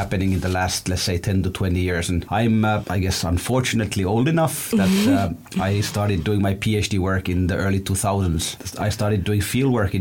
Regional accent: Ethiopia; now in London, United Kingdom; I grew up in Ethiopia

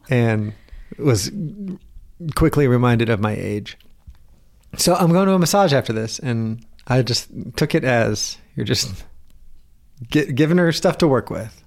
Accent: Southern, United States; accent: Southern; my Southern accent

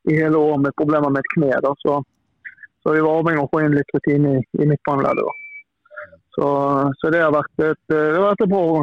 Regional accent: Bergen, Vestland, Norway; Jeg er jo her fra Bergen

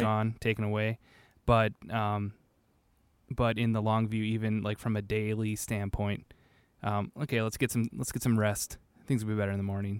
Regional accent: Manitowoc, Wisconsin, United States; also born or lived in Whitewater, Wisconsin; I'm from Manitowoc originally

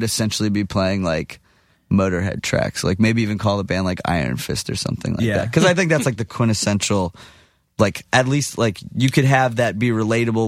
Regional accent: Texas, United States; I'm from Texas, but I'm Jewish

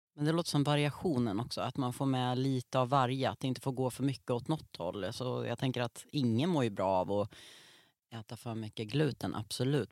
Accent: Norrland, Sweden; jag uppvuxen i Norrland

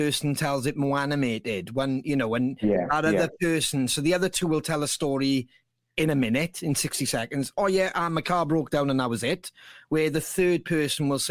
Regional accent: Bridgend, Wales, United Kingdom; we're from Bridgend. So we were leaving Bridgend, going over the bridge

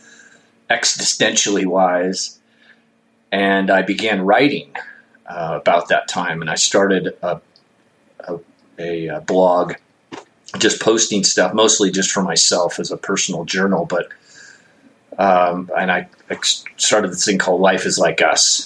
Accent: Bakersfield, California, United States; also born or lived in Lake Isabella, California; I grew up in Bakersfield, California

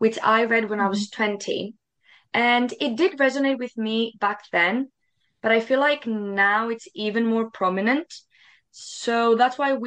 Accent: Greece; moved away as an adult; now in United Kingdom; I come from Greece originally. And I moved in the UK 2 weeks before COVID hit

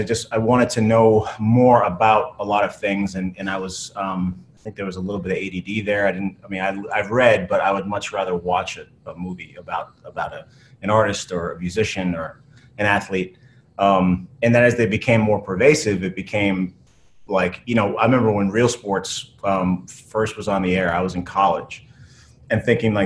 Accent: outside of Boston, Massachusetts, United States; I grew up outside of Boston

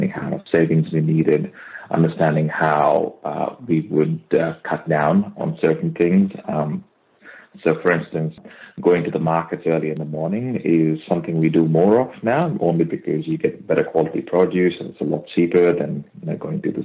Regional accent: India; now in Australia; me having born and brought up in India, and I've literally grown up on my mom's cooking

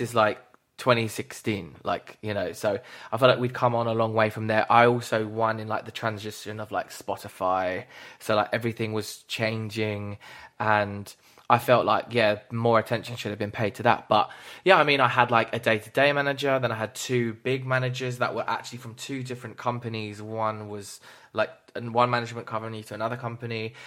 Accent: United Kingdom; as British people as well, we're all fucking that way

